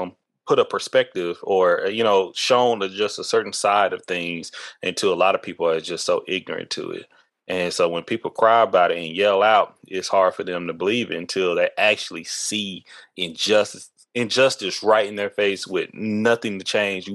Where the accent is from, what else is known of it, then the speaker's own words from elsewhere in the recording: East Texas, United States; I come from East Texas.